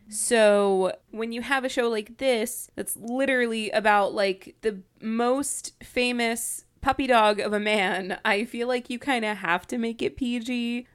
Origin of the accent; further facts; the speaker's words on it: New York, United States; I'm from New York